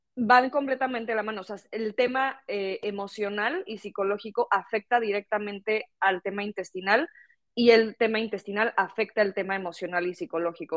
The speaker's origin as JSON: {"language": "Spanish", "country": "Mexico", "moved": "as an adult", "lives_now": "Barcelona, Spain", "said": "yo soy de México y bueno, me gradué ya de la carrera y terminé haciendo mi máster en Barcelona, donde vivo actualmente"}